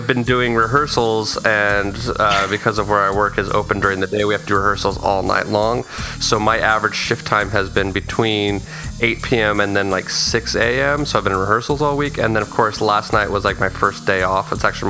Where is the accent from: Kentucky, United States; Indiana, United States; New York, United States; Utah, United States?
Utah, United States; because I'm from Utah